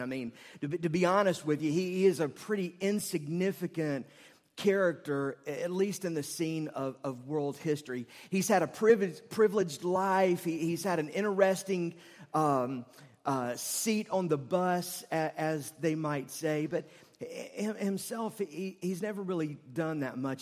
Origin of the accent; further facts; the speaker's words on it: Charlotte, North Carolina, United States; I grew up in West Charlotte